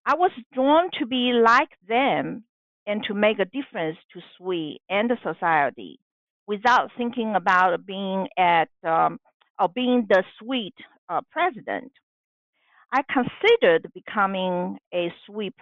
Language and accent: English; Taiwan; moved away as an adult; now in United States; I am a Chinese American and was born and raised in Taiwan.